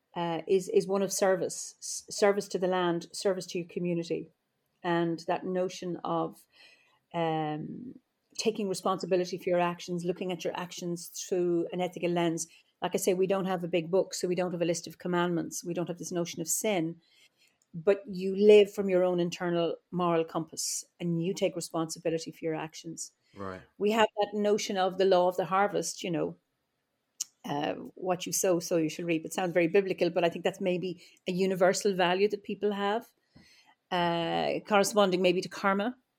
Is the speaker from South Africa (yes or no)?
no; Offaly, Leinster, Ireland; also born or lived in Dublin; now in Kilkenny, Ireland; I'm Irish and uh, I live in Ireland, and uh, I don't live in the land of my birth. I was born in the Midlands in Offaly